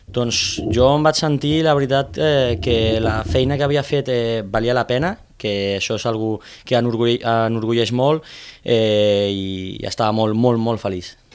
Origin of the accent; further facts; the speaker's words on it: Premià de Dalt, Catalonia, Spain; now in Tarragona, Spain; jo sóc originari d'un poble de, de Barcelona, de Premià de Dalt